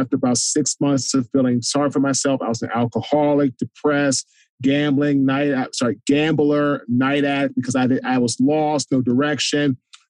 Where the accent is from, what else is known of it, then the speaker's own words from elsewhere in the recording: Washington, District of Columbia, United States; now in Raleigh, United States; I'm from Washington, D.C. I currently live now in Raleigh, North Carolina with my wife and two daughters.